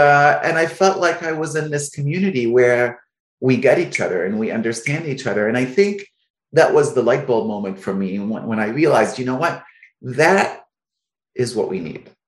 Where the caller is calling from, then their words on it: Alexandria, Virginia, United States; I'm calling from Alexandria, Virginia.